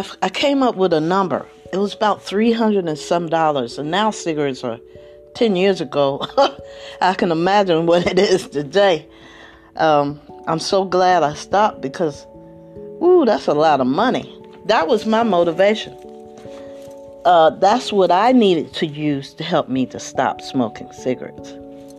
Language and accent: English; Trenton, New Jersey, United States; moved away; I'm originally from the East Coast, actually from Trenton